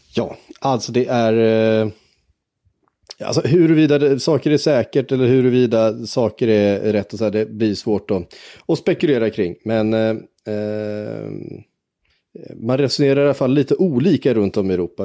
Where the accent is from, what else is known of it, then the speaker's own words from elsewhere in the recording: Tibro, Västra Götaland, Sweden; jag är född i Tibro